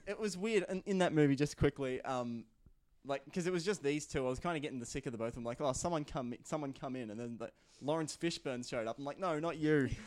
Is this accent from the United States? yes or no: no; Shepparton, Victoria, Australia; based in my hometown of, uh, Shepparton.